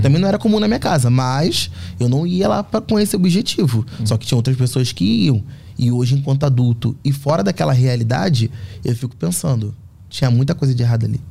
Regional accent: Rio de Janeiro, Brazil; moved away; A Fazenda Botafogo, onde, onde eu cresci, é um bairro muito pequeno

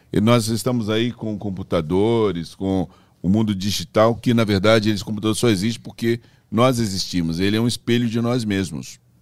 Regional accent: Brazil; also born or lived in Belo Horizonte / São Paulo; eu sou brasileiro

